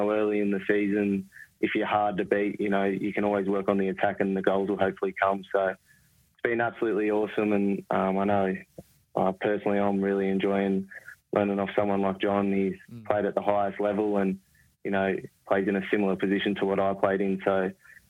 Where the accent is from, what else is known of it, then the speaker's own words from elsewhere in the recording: Terrigal, New South Wales, Australia; moved away; I grew up in Terrigal, probably 15 minutes from Gosford.